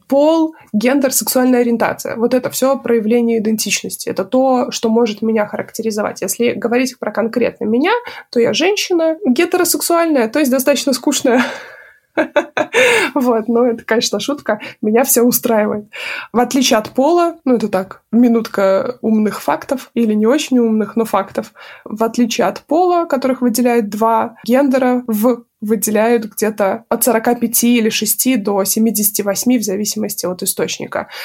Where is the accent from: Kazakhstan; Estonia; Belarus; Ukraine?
Belarus; Minsk; moved away as an adult; also born or lived in United States; now in Warsaw, Poland; этот город Минск, мой родной город